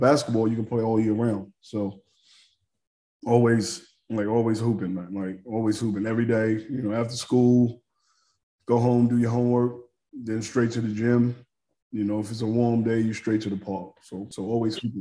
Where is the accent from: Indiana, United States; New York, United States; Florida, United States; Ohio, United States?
New York, United States; New York City; born and raised in New York, in Harlem.